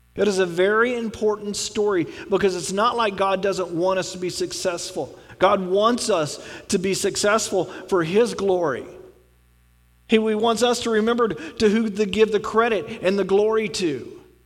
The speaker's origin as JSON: {"language": "English", "region": "Texas", "country": "United States", "said": "I'm from Texas"}